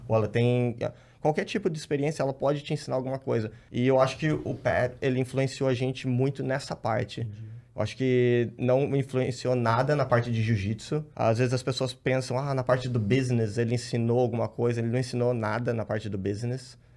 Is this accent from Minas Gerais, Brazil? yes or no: no; Rio Claro, São Paulo, Brazil; A gente é de Rio Claro, interior Sim. de São Paulo, cidade pequena